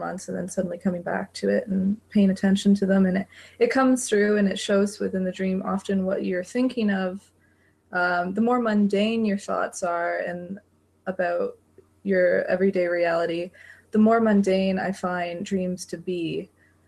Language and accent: English; London, United Kingdom; So I'm from London, just as Brendan and Lacey are.